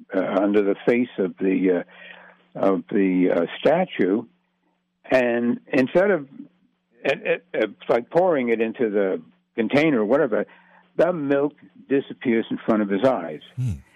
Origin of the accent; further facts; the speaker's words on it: New York City, New York, United States; also born or lived in Manhattan, New York City; Astoria was my hometown. I was born in Astoria